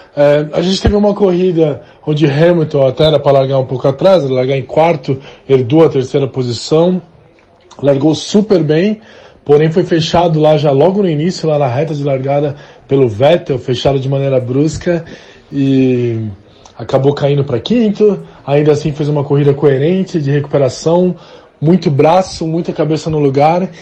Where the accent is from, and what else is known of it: Brazil